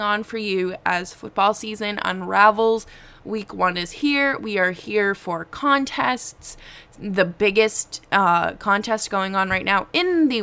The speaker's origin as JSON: {"language": "English", "region": "New England", "country": "United States", "tie": "born or raised there", "said": "I grew up in New England."}